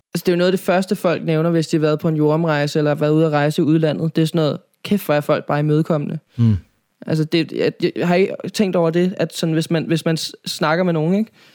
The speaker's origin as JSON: {"language": "Danish", "town": "Nivå", "region": "Capital Region of Denmark", "country": "Denmark", "tie": "born or raised there", "also_born_or_lived": "Copenhagen", "said": "jeg er opvokset, øh, nord for København, i en by, der hedder Nivå"}